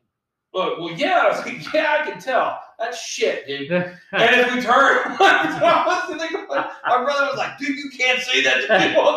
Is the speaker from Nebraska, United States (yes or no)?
no; Las Vegas, Nevada, United States; I grew up in Las Vegas.